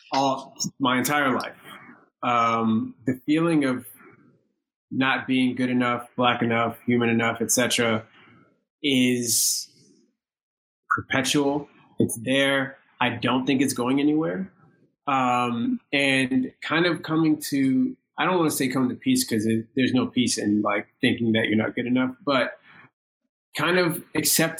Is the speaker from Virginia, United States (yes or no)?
yes; Virginia, United States; moved away as an adult; now in New York, United States; I grew up in Virginia and my decision to move to New York